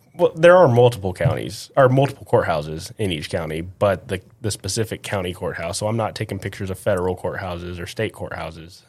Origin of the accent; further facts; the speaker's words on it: Midland, Texas, United States; also born or lived in College Station, Texas; I'm from West Texas